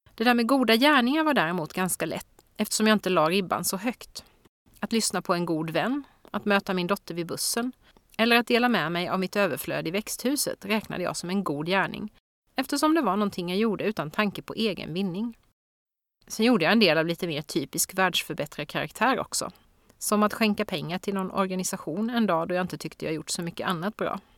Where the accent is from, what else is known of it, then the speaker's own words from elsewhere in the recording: Växjö, Kronoberg County, Sweden; min hemstad Växjös